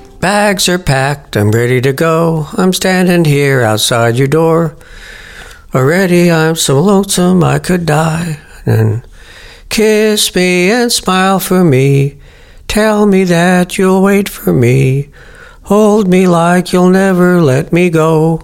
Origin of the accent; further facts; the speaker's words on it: California, United States; moved away as an adult; now in Crawfordville, United States; I was born in California, but I moved here to Crawfordville in 1999.